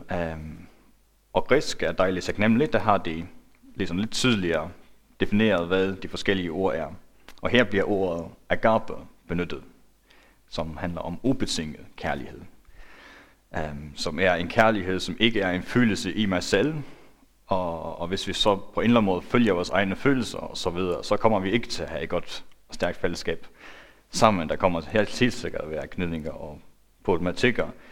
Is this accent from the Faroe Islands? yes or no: yes; Faroe Islands; now in Denmark; Jeg er færing